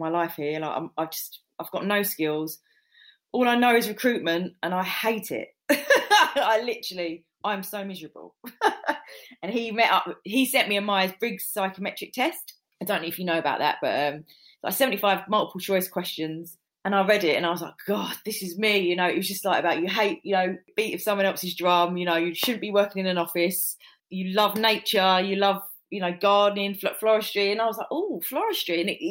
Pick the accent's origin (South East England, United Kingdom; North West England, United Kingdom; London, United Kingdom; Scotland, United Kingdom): London, United Kingdom; moved away as an adult; also born or lived in Surrey; I'm from North London, moved there, got married